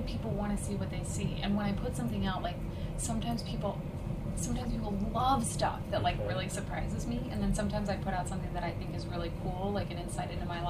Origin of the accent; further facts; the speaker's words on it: Colorado, United States; I'm from Colorado.